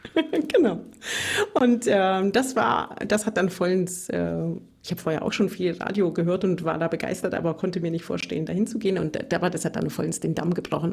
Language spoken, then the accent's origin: German; Bavarian Swabia, Germany; accent: Bavarian Swabian, rolled R; moved away as an adult; now in Tübingen, Germany; ich komme aus Bayerisch-Schwaben, wie man am rollenden R vielleicht hört